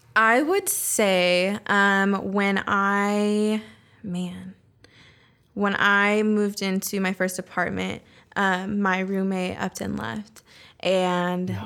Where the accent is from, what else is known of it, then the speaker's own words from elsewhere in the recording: Roseville, California, United States; first language Spanish; English is a second language; also born or lived in San Diego / Bay Area; now in Sacramento, United States; I was born in San Diego, mm-hmm. but we moved um, to the Bay Area when I was um, a kid, and then from there we moved to Roseville